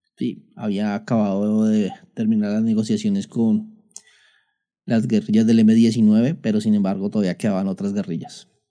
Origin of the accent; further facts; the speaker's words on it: Colombia; aquí en mi país Colombia, teníamos el tema de que nosotros prestábamos servicio militar los jóvenes que terminamos el bachillerato